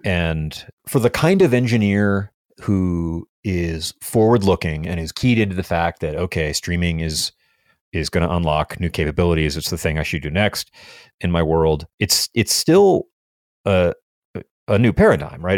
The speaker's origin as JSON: {"language": "English", "country": "United States", "said": "I'm an American."}